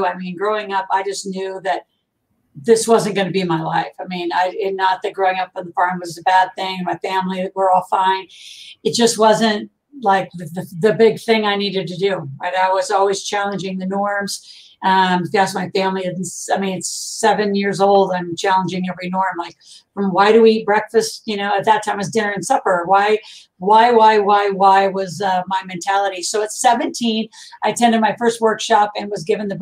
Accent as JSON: {"language": "English", "region": "Nebraska", "country": "United States", "tie": "born or raised there", "said": "I grew up in a farm in Nebraska"}